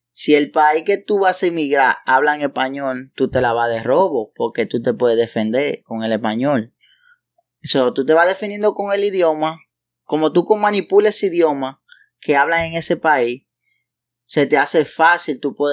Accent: Dominican Republic; also born or lived in Panama; now in United States; yo salí de la República Dominicana, pero para Estados Unidos. {S0} ¿Para donde tú te fueras? {S1} Bueno, para Estados Unidos yo vine para acá en el 2012.

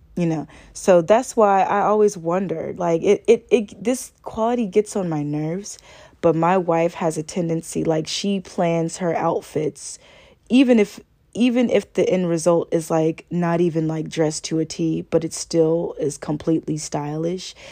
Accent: Augusta, Georgia, United States; I'm a Southern girl. I was born and raised in Augusta, Georgia

